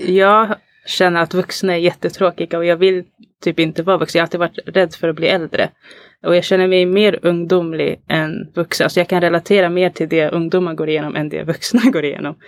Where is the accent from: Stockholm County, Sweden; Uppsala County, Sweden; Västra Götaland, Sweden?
Stockholm County, Sweden; Alby; jag är uppvuxen i Alby